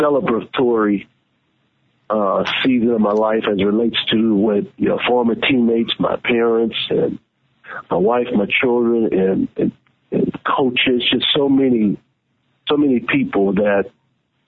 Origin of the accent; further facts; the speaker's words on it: New Orleans, Louisiana, United States; I'm from New Orleans, from my high school, I graduated in 1986